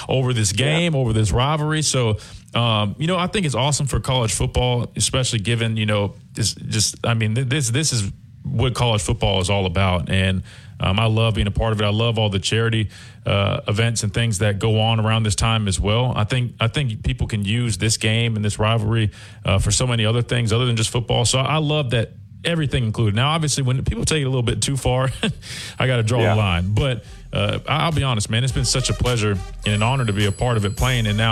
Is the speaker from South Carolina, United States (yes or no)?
yes; Columbia, South Carolina, United States; moved away as an adult; also born or lived in Alabama; growing up in Columbia, South Carolina